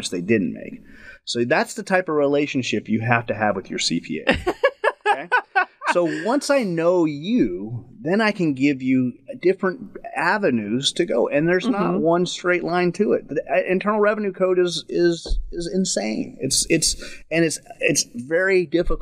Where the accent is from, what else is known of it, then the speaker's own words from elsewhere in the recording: West Texas, United States; I grew up in West Texas